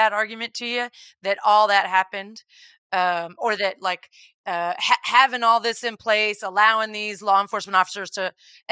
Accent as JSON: {"language": "English", "region": "Texas", "country": "United States", "tie": "born or raised there", "said": "I grew up in Texas"}